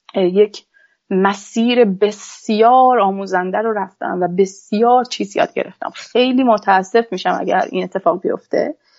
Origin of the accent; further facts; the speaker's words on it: Iran; moved away as an adult; now in Canada; یک خانم فنی هستم از ایران اومدم